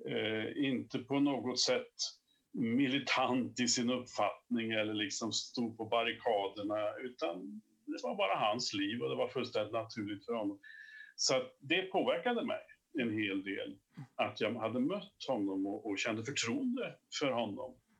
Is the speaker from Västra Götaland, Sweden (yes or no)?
yes; Åmål, Västra Götaland, Sweden; now in Kil, Sweden; bosatt i Värmland numera, fast jag kommer från, eh, från Åmål, som du sa, i Dalsland. Eh, vi är ganska få dalslänningar